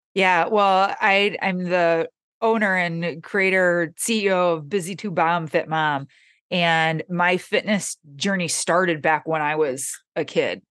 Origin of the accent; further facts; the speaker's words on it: Michigan, United States; now in Southern California, United States; I live in Southern California, but I'm originally from Michigan